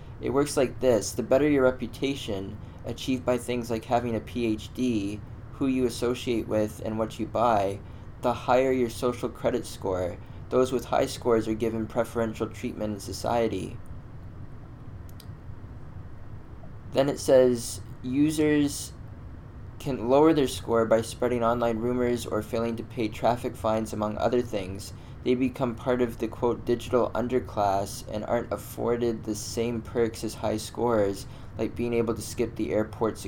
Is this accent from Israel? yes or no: no; Canada; I'm a Canadian, I'm in Toronto